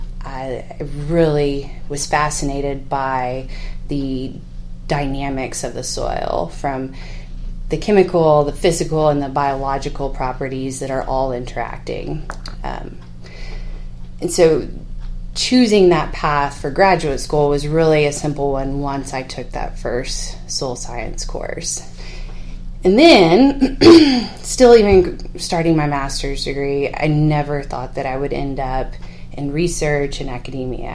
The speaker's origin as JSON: {"language": "English", "area": "San Patricio County", "region": "South Texas", "country": "United States", "tie": "born or raised there", "also_born_or_lived": "College Station, Texas", "moved": "as an adult", "lives_now": "Lubbock, United States", "said": "I grew up in South Texas. My father is a cotton farmer, grain sorghum farmer in San Patricio County"}